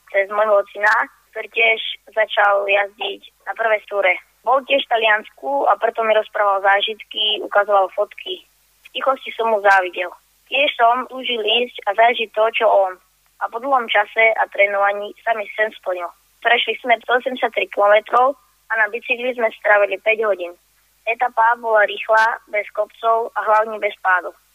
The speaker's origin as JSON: {"language": "Slovak", "town": "Námestovo", "region": "Žilina Region", "country": "Slovakia", "said": "pochádzam z Namestova"}